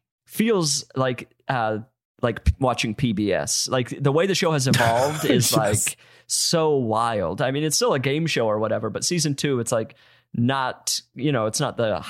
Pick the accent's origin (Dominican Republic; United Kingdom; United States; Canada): United States; Utah; I'm from Utah.